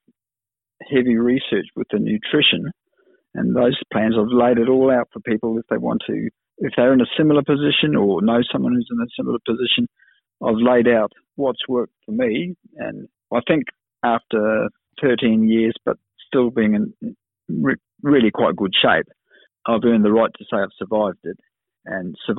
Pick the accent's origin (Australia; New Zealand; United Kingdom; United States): New Zealand; also born or lived in Kenya; I was lucky to grow up when we emigrated from Kenya to New Zealand with my mum. We settled in a suburb about 500 metres away from where he lived.